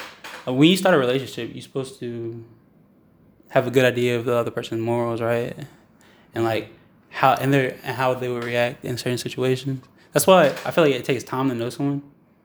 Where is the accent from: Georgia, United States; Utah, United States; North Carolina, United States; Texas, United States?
North Carolina, United States; Greensboro; Because I live, I grew up in Greensboro. Mm. Like, and we, there's a place called, like, two places, Hampton Homes and Hickory Trails. Mm-hmm. I'm from those two places.